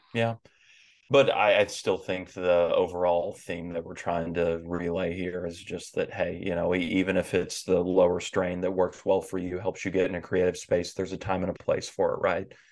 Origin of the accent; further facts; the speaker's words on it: the Bible Belt of the South, United States; I grew up in the Bible Belt of the South.